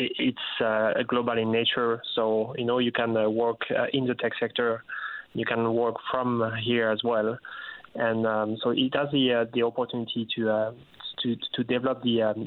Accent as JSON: {"language": "English", "country": "France", "also_born_or_lived": "Africa", "moved": "as an adult", "lives_now": "Newfoundland and Labrador, Canada", "said": "I'm usually from France"}